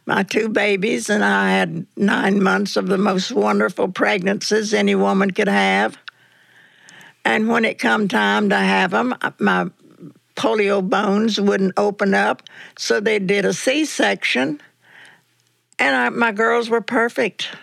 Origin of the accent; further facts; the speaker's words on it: North Carolina, United States; I was born and raised in North Carolina